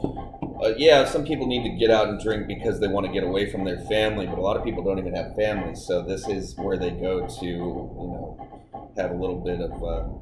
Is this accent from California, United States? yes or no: no; Alpine, Texas, United States; I grew up in West Texas in Alpine, which is just south of Marfa